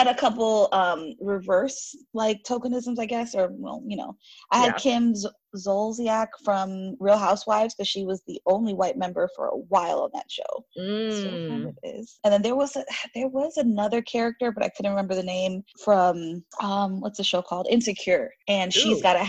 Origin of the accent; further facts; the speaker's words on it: Haiti; because I'm from Haiti and we share the island of Hispaniola with Dominican Republic.